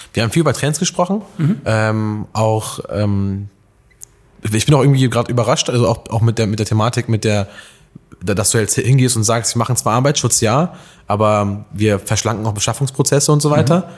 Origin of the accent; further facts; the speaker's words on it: Alfeld, Lower Saxony, Germany; moved away; bin ja gebürtiger Eifelder